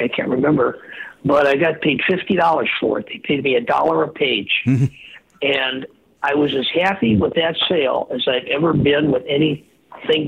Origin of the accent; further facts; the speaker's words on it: Earlville, United States; moved away; I went back to my hometown in Earlville